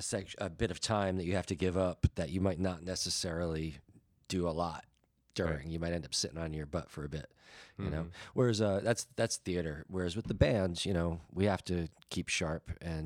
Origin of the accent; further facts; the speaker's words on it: Quebec, Canada; Okay. Well, me neither, but I know we're from Quebec.